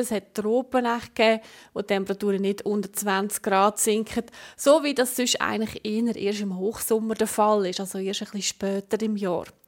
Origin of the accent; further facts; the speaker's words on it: Switzerland; bei uns in der Schweiz